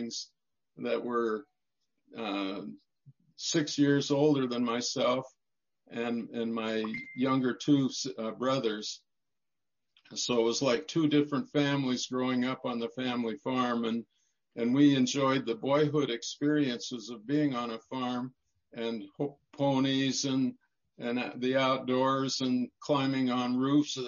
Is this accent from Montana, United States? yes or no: yes; Fairfield, Montana, United States; I grew up as a boy on a family farm near Fairfield, Montana